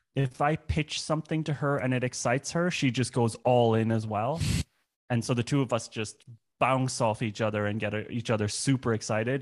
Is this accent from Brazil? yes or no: no; Ireland; moved away as an adult; also born or lived in Germany; now in Berlin, Germany; I grew up in Ireland, but I moved to Germany when I was 20